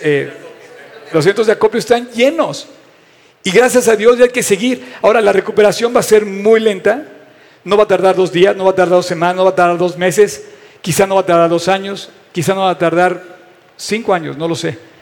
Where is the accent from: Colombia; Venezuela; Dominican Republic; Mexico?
Mexico; soy un mexicano